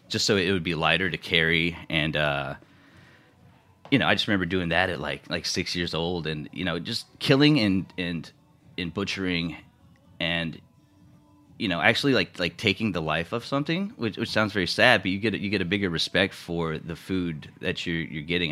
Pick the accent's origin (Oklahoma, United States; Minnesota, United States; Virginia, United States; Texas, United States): Texas, United States; Houston; moved away as an adult; also born or lived in San Antonio, Texas / New York City; now in New York, United States; I'm from Houston, Texas.